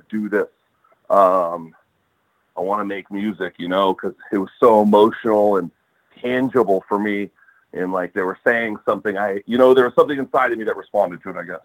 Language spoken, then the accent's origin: English; Los Angeles, California, United States; I grew up in Atwater, which is, you know, about a mile, 2 miles across the LA River from the stadium